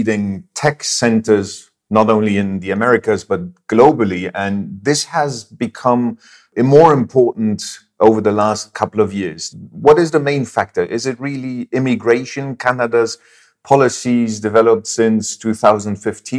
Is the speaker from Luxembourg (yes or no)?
yes; Luxembourg; we Luxembourgers